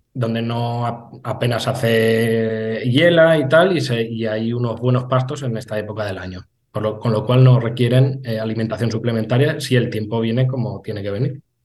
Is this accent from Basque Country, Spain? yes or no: no; San Benito, Castilla-La Mancha, Spain; also born or lived in Lleida; también pasan por mi pueblo, en la pedanía de San Benito